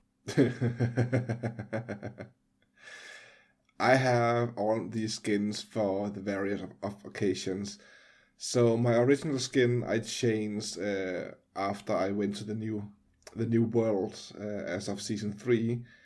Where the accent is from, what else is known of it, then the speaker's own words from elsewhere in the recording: Denmark; I'm from Denmark